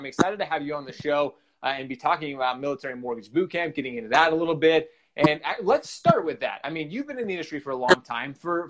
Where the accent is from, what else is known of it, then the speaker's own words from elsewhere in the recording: Royal Oak, Michigan, United States; moved away; So I'm actually from Michigan. I was born in Michigan. I was born in Royal Oaks is where I was born.